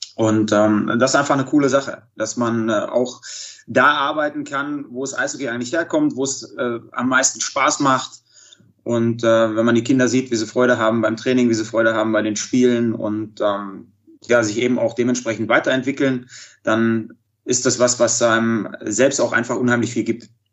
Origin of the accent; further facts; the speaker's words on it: Dortmund, North Rhine-Westphalia, Germany; also born or lived in Iserlohn; angefangen in, in Dortmund damals, äh, bin gebürtiger Dortmunder